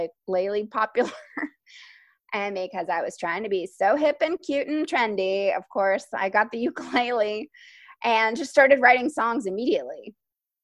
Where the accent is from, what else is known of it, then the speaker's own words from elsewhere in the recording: Nashville, Tennessee, United States; moved away as an adult; now in Brooklyn, United States; I am from Nashville, Tennessee, and I've lived now in Brooklyn for 15 years